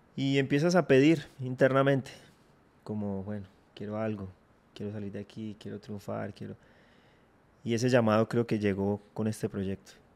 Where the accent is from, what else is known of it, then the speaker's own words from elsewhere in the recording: Armenia, Quindío, Colombia; also born or lived in Filandia, Quindío; yo nací en Armenia, mi hermana también. De hecho, nos formamos allá, fuimos al colegio, estudiamos toda la primaria en Armenia pero luego nos tuvimos que mudar hacia Finlandia